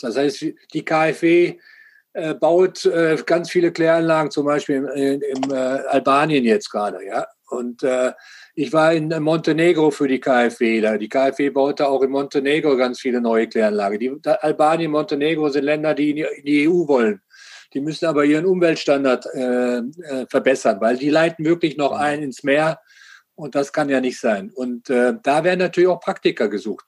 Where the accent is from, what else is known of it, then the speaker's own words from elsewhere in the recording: Germany; Wir als Deutsche